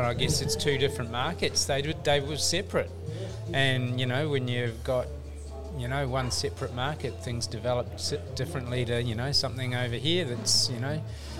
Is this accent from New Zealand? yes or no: yes; New Zealand; now in Australia; I'm a Kiwi originally